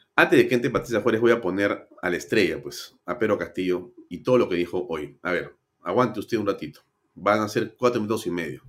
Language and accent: Spanish; Peru; tenemos que hacernos los peruanos